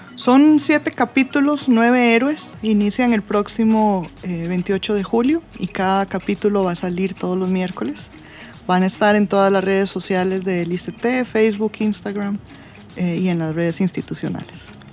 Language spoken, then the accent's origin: Spanish; Costa Rica; nosotros como costarricenses